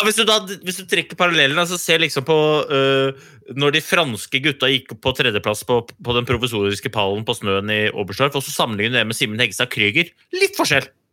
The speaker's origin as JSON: {"language": "Norwegian", "country": "Norway", "said": "For vi er jo nordmenn"}